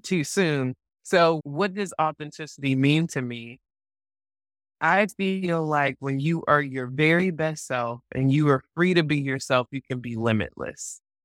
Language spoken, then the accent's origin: English; Atlanta, Georgia, United States; my hometown of Atlanta